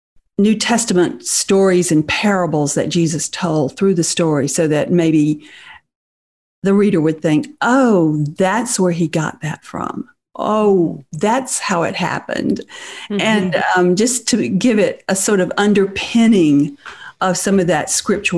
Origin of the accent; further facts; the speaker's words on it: the South, United States; I grew up in the South in the Baptist church, so that should answer your question.